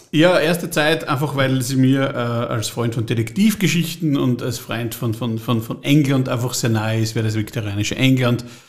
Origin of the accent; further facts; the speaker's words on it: Trofaiach, Styria, Austria; bin der erste Zeitreisende aus Trofeiach. Ich möchte zurück, daher wo ich herkomme, ich möchte nämlich zurück ins Trofeiach im Jahr 2100, da komme ich her